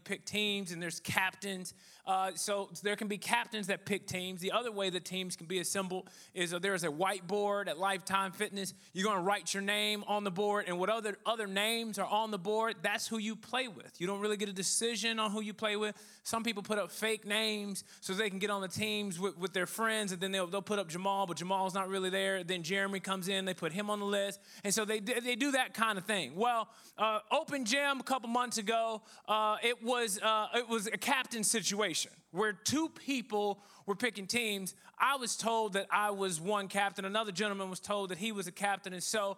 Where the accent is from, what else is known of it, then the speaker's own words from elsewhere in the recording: Dallas, Texas, United States; I'm from Dallas, Texas.